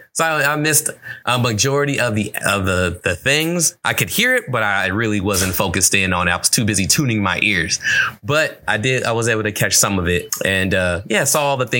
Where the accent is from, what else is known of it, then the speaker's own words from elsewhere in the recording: California, United States; And I'm from California.